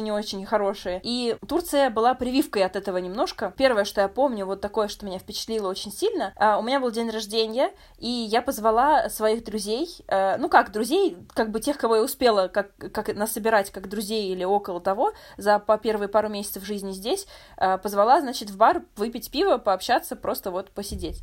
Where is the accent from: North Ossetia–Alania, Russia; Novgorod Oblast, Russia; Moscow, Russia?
Moscow, Russia; moved away as an adult; я из Москвы